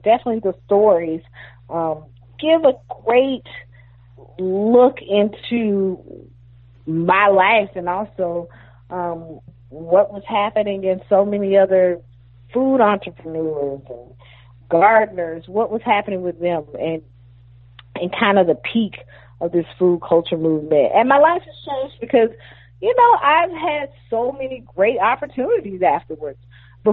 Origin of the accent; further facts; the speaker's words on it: Athens, Georgia, United States; moved away as an adult; also born or lived in Atlanta, Georgia; now in Brooklyn, United States; I grew up in Athens, and I grew up in a neighborhood where, you know, 20 years ago, over 20 years ago when I left, nobody would dare come to Athens, Georgia